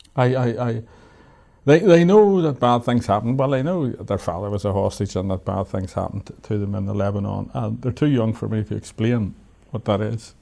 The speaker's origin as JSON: {"language": "English", "town": "Belfast", "region": "Northern Ireland", "country": "United Kingdom", "tie": "born or raised there", "moved": "as an adult", "said": "I come from Belfast, I know what this is all about"}